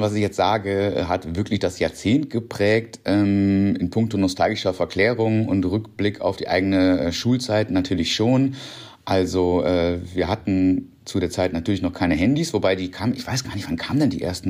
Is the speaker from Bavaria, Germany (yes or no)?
no; North Rhine-Westphalia, Germany; moved away as an adult; now in Berlin, Germany; Ich komme vom Niederrhein, also vom kleinen Dorf